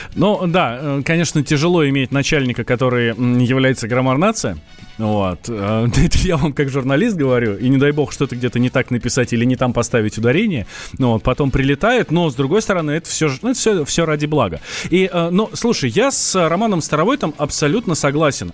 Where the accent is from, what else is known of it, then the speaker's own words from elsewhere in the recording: Moscow, Russia; Я русский, вырос в Москве.